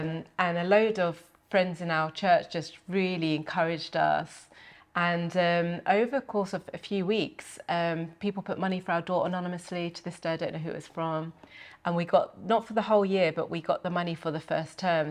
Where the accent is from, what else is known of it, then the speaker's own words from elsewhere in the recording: Milton Keynes, South East England, United Kingdom; we, we grew up in Milton Keynes